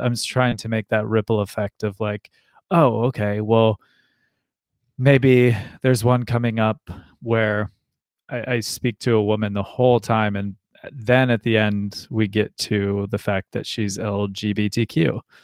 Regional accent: Ashland, Ohio, United States; I grew up in Ashland, Ohio

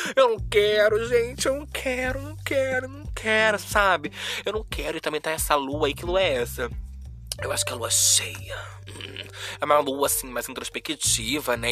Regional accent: Rio de Janeiro, Brazil; Como uma boa carioca

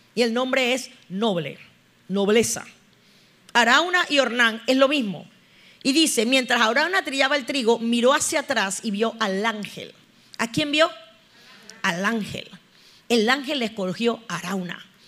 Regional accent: Panama; Cómo estamos los panameños

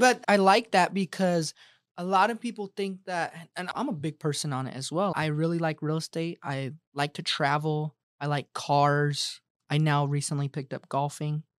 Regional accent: Colorado, United States; now in Arizona, United States; I'm from Colorado

